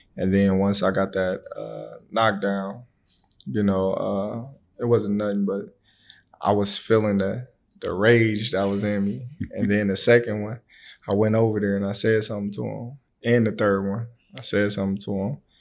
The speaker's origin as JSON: {"language": "English", "town": "Omaha", "region": "Nebraska", "country": "United States", "tie": "born or raised there"}